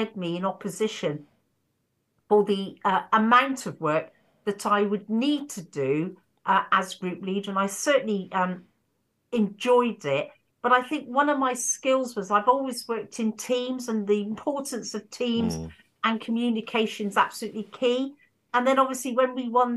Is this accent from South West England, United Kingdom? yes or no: yes; St Ives, South West England, United Kingdom; I was born in St Ives